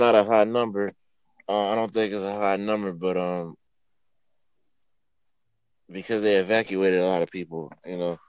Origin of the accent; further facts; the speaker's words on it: North Carolina, United States; now in Connecticut, United States; I'm from, well, I reside in Connecticut, but I'm from North Carolina, though.